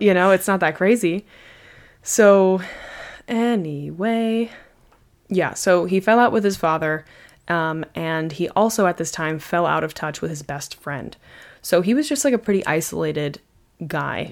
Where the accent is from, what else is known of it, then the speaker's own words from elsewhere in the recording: United States; I am just an American